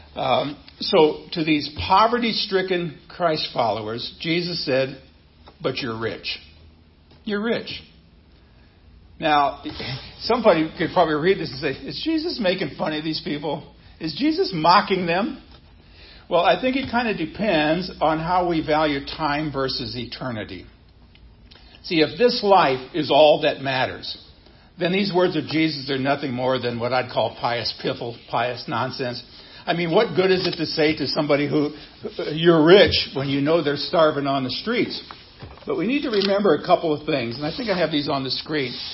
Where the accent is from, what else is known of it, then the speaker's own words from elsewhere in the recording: Nebraska, United States; moved away; growing up in Nebraska, being a Cornhusker fan